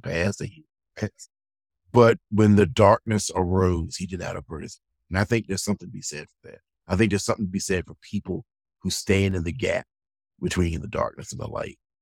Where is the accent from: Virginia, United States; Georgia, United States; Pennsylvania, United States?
Virginia, United States; the South; I'm a Southerner. I was born in the South, was raised in the South